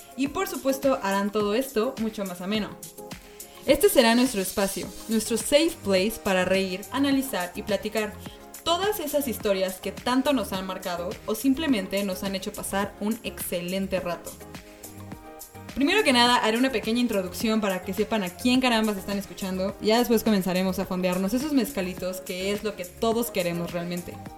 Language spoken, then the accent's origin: Spanish; Mexico City, Mexico; soy de la Ciudad de México